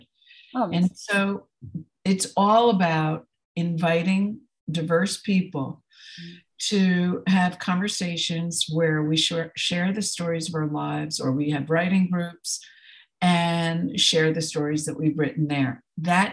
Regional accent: New Jersey, United States; I grew up in New Jersey in a dysfunctional family

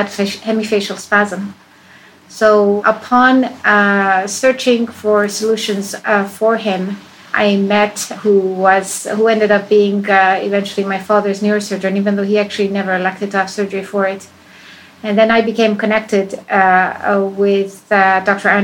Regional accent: Spain; also born or lived in Iran; I was born in Iran. And I left that country as a child. I grew up in Spain.

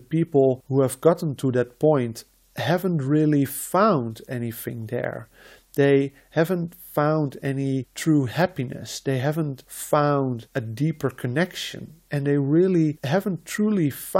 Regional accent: Netherlands; first language Dutch; English is a second language; I was born and I grew up in the Netherlands.

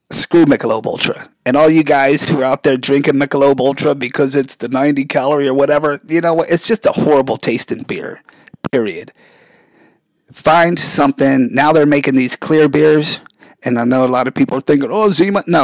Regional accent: Germany; I had the privilege of growing up in Germany a lot of my life.

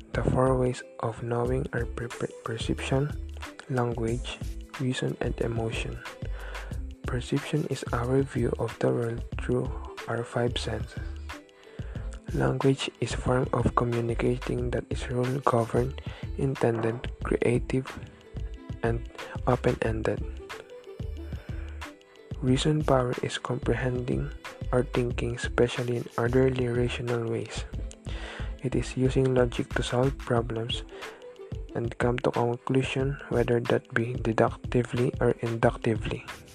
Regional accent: San Francisco, California, United States; I am 17 years old and I am from San Francisco, California.

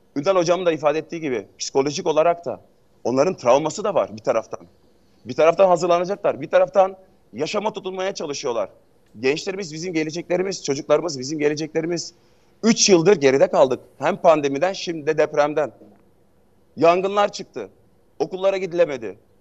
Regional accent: Hatay, Turkey; ben bir Hataylı olarak

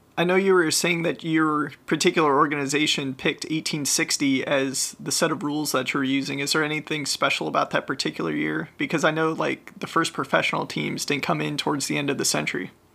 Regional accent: Ohio, United States; growing up in Ohio

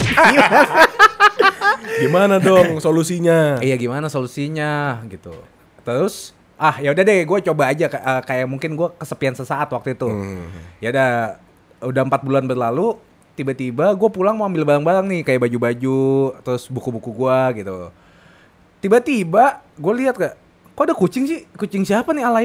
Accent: Indonesia; gue suka Jepang sama gue orang Indo, jadi harus dua-duanya.

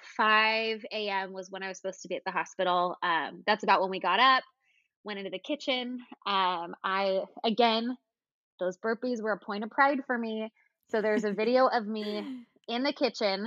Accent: California, United States; now in Alexandria, United States; So I grew up in California. That's where my parents still live

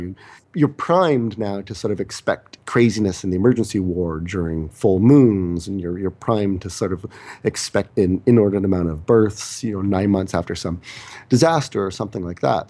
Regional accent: Canada; also born or lived in South Korea; I'm the Canadian

